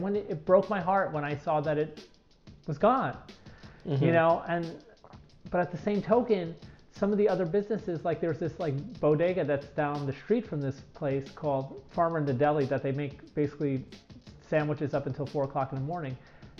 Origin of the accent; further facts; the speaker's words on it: New York City, New York, United States; moved away as an adult; now in San Clemente, United States; I grew up in Fort Greene, Brooklyn, and oddly enough, I ended up living there before I moved here